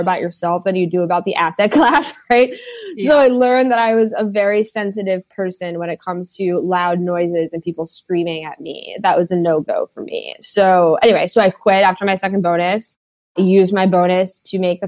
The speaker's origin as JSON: {"language": "English", "town": "New York City", "region": "New York", "country": "United States", "tie": "born or raised there", "said": "I grew up in the West Village of Manhattan of New York State"}